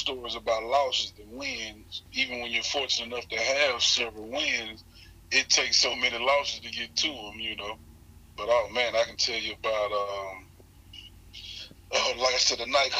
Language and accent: English; Hattiesburg, Mississippi, United States; I'm born and raised in Hattiesburg, Mississippi